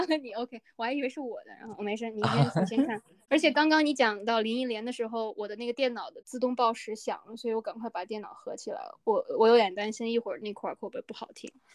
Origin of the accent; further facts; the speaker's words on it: northern China, China; 我在北方出生长大